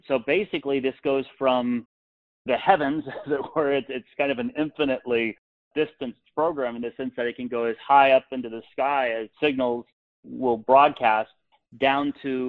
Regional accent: Los Angeles, California, United States; I grew up in Los Angeles, so had exposure to the multi-ethnic diversity that is so great here.

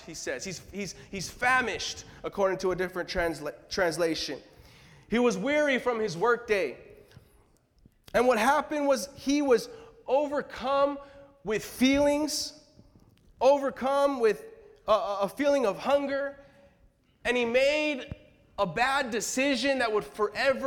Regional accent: California, United States; now in Boston, United States; I'm originally from California

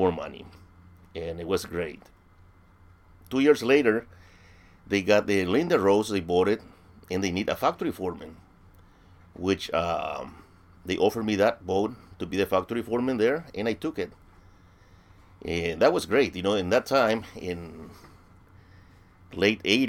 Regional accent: Villarrica, Guairá, Paraguay; English is a second language; moved away as an adult; now in United States; I was born in Villarrica in Paraguay, in South America

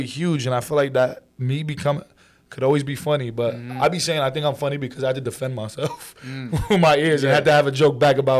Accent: Brooklyn, New York, United States; also born or lived in New Jersey; So, I was born in Brooklyn, raised somewhat over there. Mm-hmm. We ended up moving to Jersey. I went through like first to third grade over there. And then we moved back to Brooklyn.

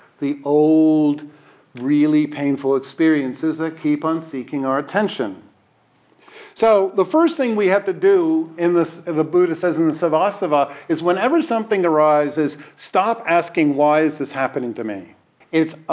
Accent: New York, United States; I'm a New Yorker

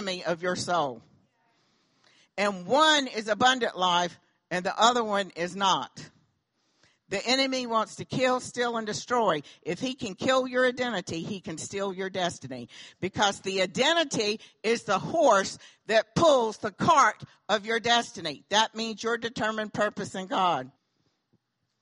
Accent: the South, United States; accent: southern; my southern accent

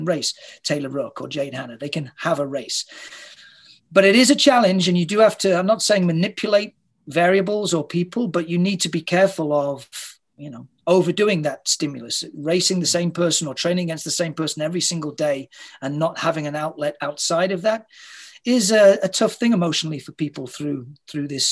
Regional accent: United Kingdom; moved away as an adult; now in Toronto, Canada; I'm not a Canadian, I'm a Brit

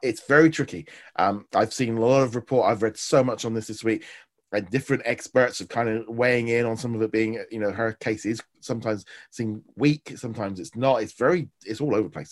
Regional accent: United Kingdom; for me as a Brit

